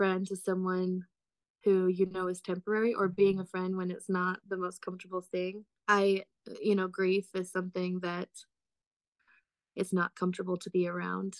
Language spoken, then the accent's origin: English; Utah, United States; moved away as an adult; also born or lived in Alabama / Mississippi; now in Tennessee, United States; I am from Utah. My husband and I are both from Utah. We're born and raised there